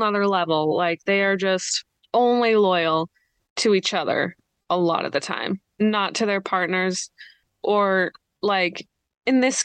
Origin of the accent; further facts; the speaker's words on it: Idaho, United States; I'm from Idaho, the US.